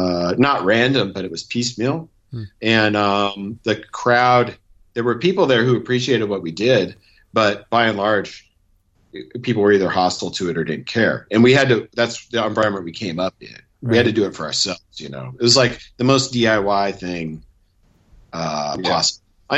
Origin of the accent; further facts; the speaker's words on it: Missoula, Montana, United States; Montana, 100%. You know, we grew up in Missoula, Montana